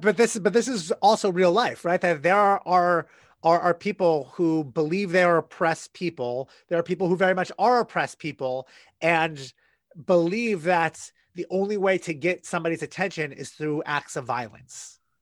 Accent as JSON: {"language": "English", "country": "United States", "said": "an American citizen, a, a white cisgender straight male American"}